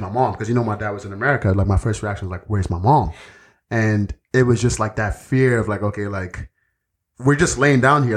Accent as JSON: {"language": "English", "country": "Nigeria", "tie": "born or raised there", "moved": "yes", "said": "growing up in Nigeria"}